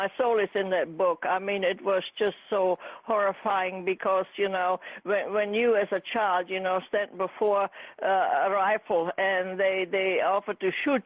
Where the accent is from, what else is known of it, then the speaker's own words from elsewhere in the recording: Germany; also born or lived in Czechoslovakia (Carpathian Mountains); I came to Germany when I was 10. I was born in Czechoslovakia.